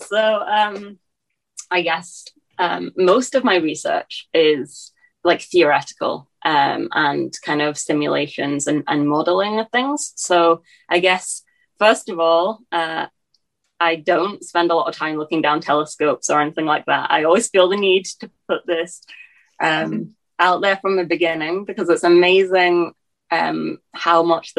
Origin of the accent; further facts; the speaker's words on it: England, United Kingdom; now in Scotland; because I kind of grew up as a young kid in England, it's probably skewed my accent. Then I moved to Scotland. So I have been in Scotland since then.